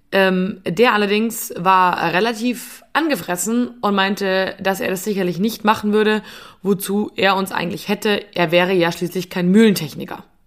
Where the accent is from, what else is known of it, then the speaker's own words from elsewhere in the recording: Bavaria, Germany; bei uns in Bayern